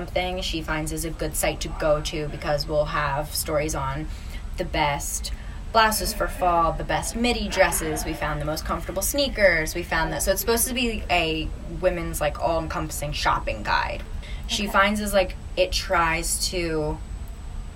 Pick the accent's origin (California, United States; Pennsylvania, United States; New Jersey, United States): New Jersey, United States; moved away as an adult; now in New York, United States; I'm originally from South Jersey